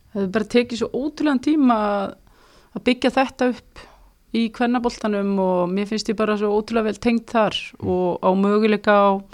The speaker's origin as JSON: {"language": "Icelandic", "country": "Iceland", "moved": "as an adult", "lives_now": "Kristianstad, Sweden", "said": "sem bara Íslendingur"}